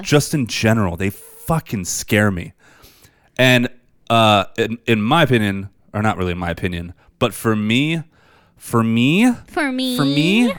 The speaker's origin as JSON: {"language": "English", "region": "New Jersey", "country": "United States", "tie": "born or raised there", "said": "I grew up on McGuire Air Force Base. And there's like woods around there with pine trees and stuff."}